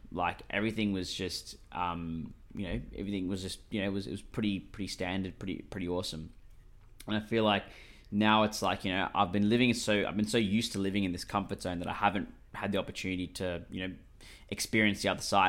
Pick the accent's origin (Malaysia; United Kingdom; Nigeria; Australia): Australia; I'm Australian, mate, one hundred percent.